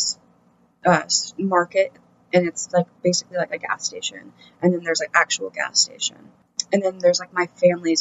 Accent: Washington, United States; moved away as an adult; also born or lived in California; now in Portland, United States; I grew up in Washington. It's not very far from here, actually. It's only about like an hour and a half, 2 hours or so. Kind of like right on the border between Washington and Oregon

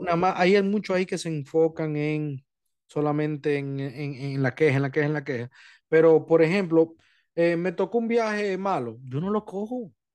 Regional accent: Montecristi, Monte Cristi, Dominican Republic; moved away; yo soy de Montecristi allá, o sea, yo, mi familia es de Montecristi

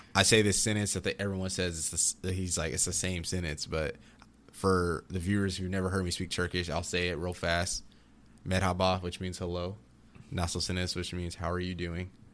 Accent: Austin, Texas, United States; also born or lived in Virginia Beach, Virginia / Durango; I was born in Virginia Beach, Virginia, but I'm from Austin, Texas

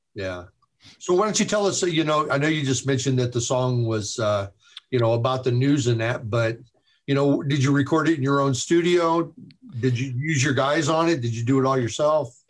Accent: Chicago, Illinois, United States; I'm from Chicago

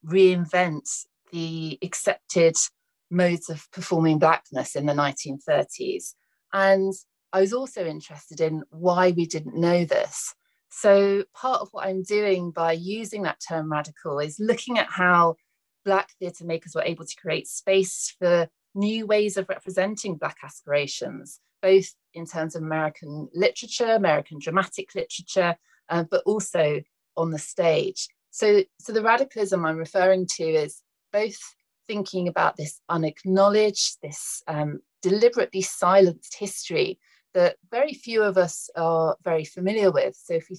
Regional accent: United Kingdom; now in United States; Hi, I'm a British woman. I'm really interested in exploring the US.

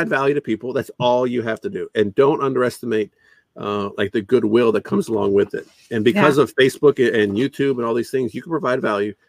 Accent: Canada; I'm not even American, I'm Canadian

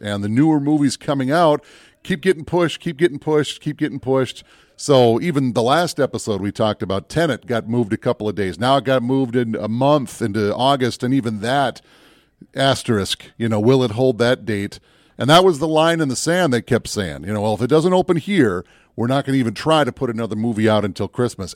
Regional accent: Minneapolis, Minnesota, United States; I grew up down in the Twin Cities

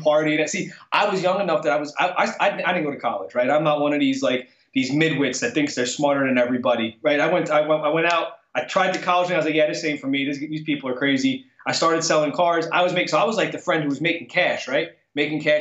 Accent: Keansburg, New Jersey, United States; I'm from the Bay Shore in this tiny little town called Keensburg

